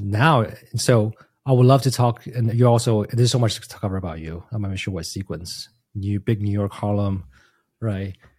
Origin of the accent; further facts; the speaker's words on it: Taiwan; moved away; I grew up in Taiwan